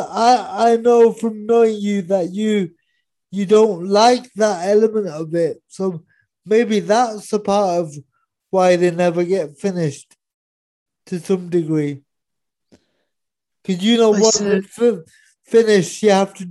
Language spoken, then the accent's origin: English; Cheltenham, South West England, United Kingdom; I grew up in Cheltenham.